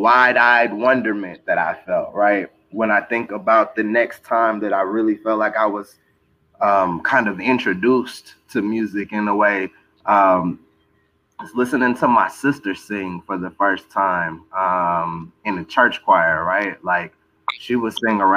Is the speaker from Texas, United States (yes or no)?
yes; Texas, United States; Growing up in Texas, you know, our rap culture is a special one